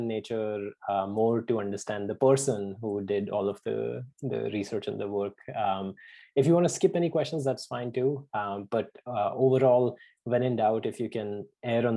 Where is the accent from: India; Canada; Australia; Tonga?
India; moved away; growing up in India